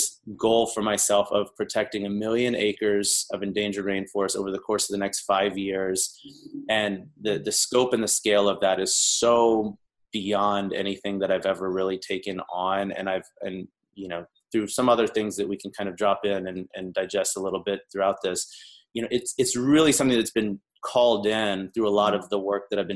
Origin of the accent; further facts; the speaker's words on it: the South, United States; moved away as an adult; now in Los Angeles, United States; I'm originally from the South. I've been out in LA now for about 15 years